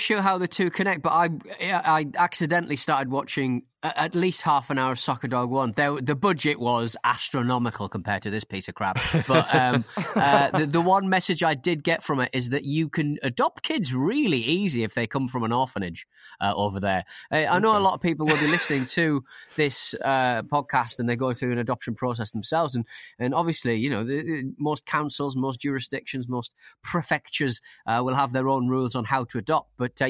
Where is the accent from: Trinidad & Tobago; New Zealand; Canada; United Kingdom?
United Kingdom; Scotland; As a Scot, it makes me extremely angry as to how we were portrayed in this bargain bin rubbish.